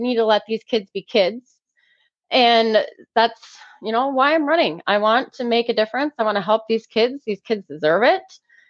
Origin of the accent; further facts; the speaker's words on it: Dorr, Michigan, United States; now in West Olive, United States; So I am from Door. I moved to West Olive about 4 years ago in the Zeeland area.